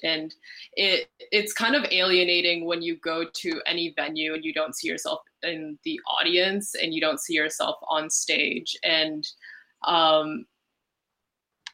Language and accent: English; Ottawa, Ontario, Canada; Well, I grew up in Ottawa